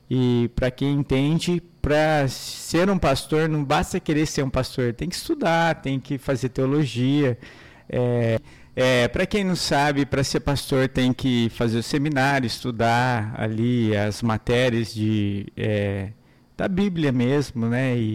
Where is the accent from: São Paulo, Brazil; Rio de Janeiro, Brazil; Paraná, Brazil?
Paraná, Brazil; Maringá; Eu sou de Maringá, nasci em Maringá, Paraná, uma cidade linda, uma cidade maravilhosa, onde pude crescer ali, nascer ali